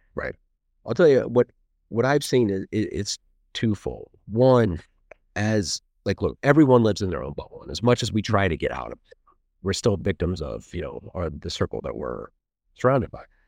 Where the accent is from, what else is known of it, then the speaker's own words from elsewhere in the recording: Martinsville, Indiana, United States; moved away as an adult; also born or lived in Bloomington, Indiana; now in Westfield, United States; I grew up in Martinsville